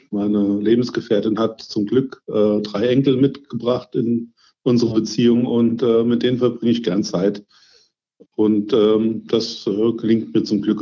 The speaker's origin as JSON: {"language": "German", "town": "Langenhain", "region": "Hesse", "country": "Germany", "tie": "born or raised there", "said": "Ich bin in Langenhain geboren und groß geworden und wohne auch noch in Langenhain"}